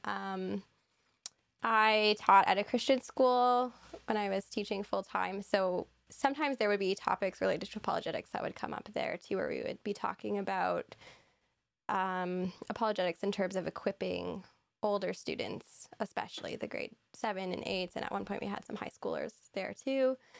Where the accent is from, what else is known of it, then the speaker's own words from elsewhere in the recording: Barrie, Ontario, Canada; also born or lived in Toronto / Muskoka; growing up largely in Barrie. I was born in Toronto, We lived in Muskoka, but we really have been, I've lived in Ontario my whole life